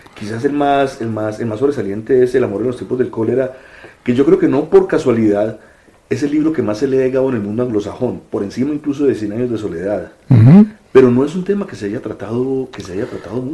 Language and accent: Spanish; Colombia; yo soy colombiano